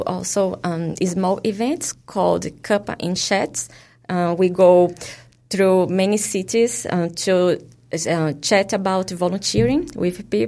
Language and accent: English; Brazil; English is a second language; moved away as an adult; also born or lived in Queenstown, New Zealand; now in Palmerston North, New Zealand; In Brazil. I'm from Brazil